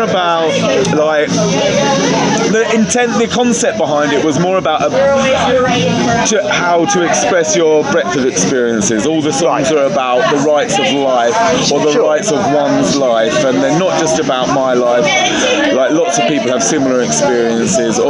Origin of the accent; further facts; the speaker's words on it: London, United Kingdom; We're all from London